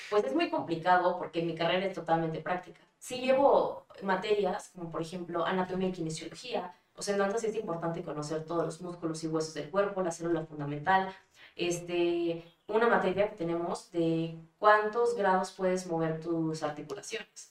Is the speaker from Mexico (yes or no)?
yes; Mexico; also born or lived in Germany; now in Puebla, Mexico; soy mexicana